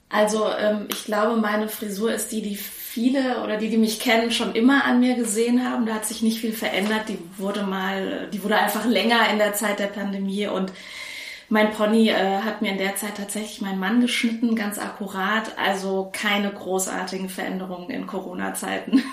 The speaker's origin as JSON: {"language": "German", "country": "Germany", "tie": "born or raised there", "also_born_or_lived": "Frankfurt", "moved": "as an adult", "said": "ich bin in Friedelsdorf aufgewachsen"}